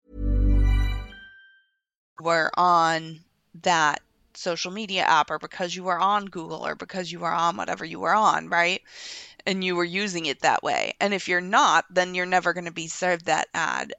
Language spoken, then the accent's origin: English; United States; as an American